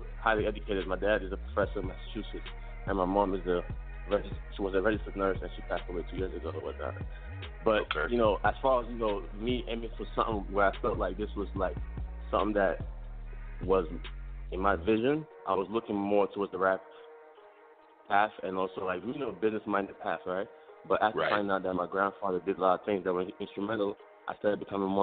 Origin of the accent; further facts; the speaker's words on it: Lagos, Nigeria; moved away; I was born in Lagos, Nigeria